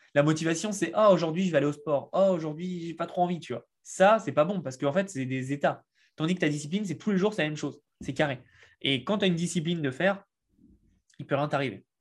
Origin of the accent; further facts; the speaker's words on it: France; accent: French; je suis français et puis bah ça s'entend l'accent